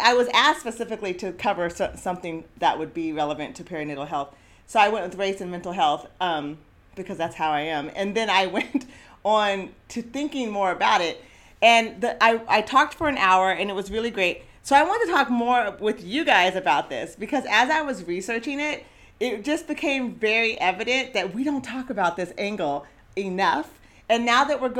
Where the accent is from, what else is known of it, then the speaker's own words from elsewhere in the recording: Eugene, Oregon, United States; growing up in Eugene as a Black girl and now woman